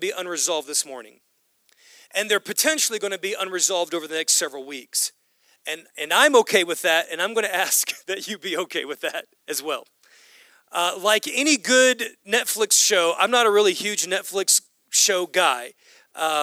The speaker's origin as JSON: {"language": "English", "country": "United States", "said": "we as Western Americans, we as American Christians"}